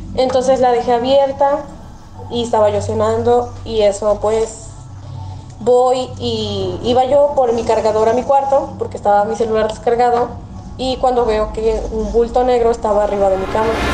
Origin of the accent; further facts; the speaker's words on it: Xalapa, Veracruz, Mexico; soy de Jalapo, Veracruz